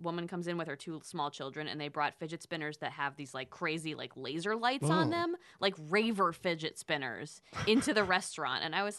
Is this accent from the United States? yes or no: yes; New York, United States; now in Los Angeles, United States; I'm from New York.